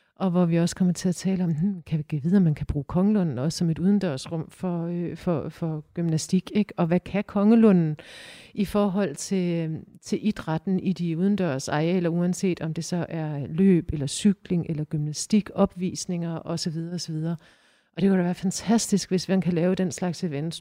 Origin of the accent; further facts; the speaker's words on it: Aarhus, Central Denmark Region, Denmark; som aarhusianere